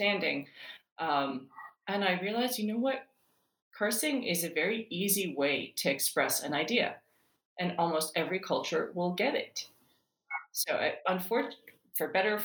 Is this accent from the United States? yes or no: yes; New York City, New York, United States; moved away as an adult; also born or lived in Iran / Italy / Massachusetts / United Kingdom; we were routed to the United States, and I grew up in New York City in Queens